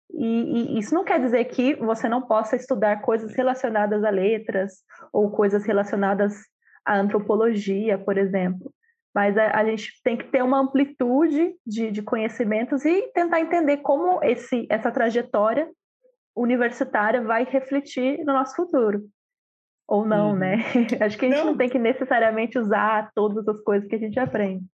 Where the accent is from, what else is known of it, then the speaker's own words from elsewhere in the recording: Sorocaba, São Paulo, Brazil; moved away as an adult; Eu vivi a minha vida inteira em Sorocaba, que é uma cidade não pequena, mas do interior de São Paulo.